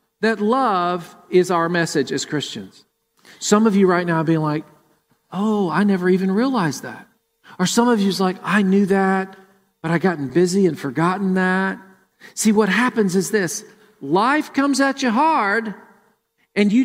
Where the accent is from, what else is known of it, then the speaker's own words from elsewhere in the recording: Murfreesboro, Tennessee, United States; now in Columbus, United States; Jennifer and I grew up in Murfreesboro, and we went to World Outreach Church